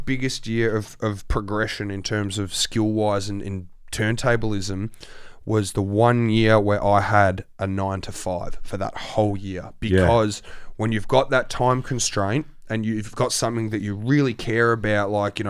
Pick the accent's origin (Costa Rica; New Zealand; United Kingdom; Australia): Australia; holy shit, I've only ever seen this place on DVDs Australia. And I'm the Australian dude.